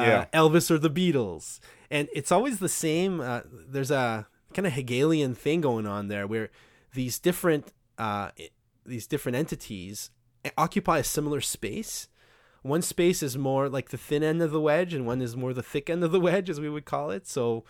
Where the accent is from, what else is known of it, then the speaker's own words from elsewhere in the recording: Quebec, Canada; I'm French Canadian